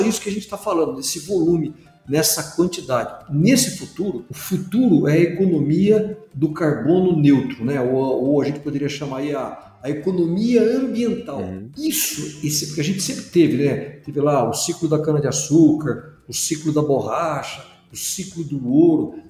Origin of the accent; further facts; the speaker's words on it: Brazil; como brasileiros